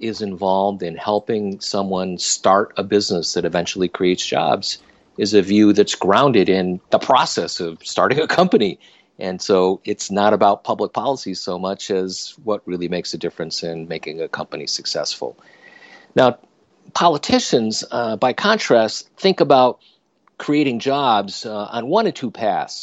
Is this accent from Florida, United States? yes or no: no; upstate New York, United States; also born or lived in Silicon Valley, California; I moved my family from Silicon Valley back to my hometown in upstate New York